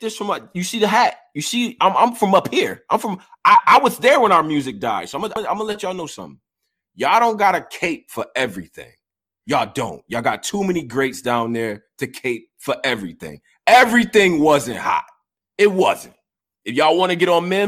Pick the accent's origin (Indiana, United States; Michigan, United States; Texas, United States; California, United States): Texas, United States; Houston; I was born in Houston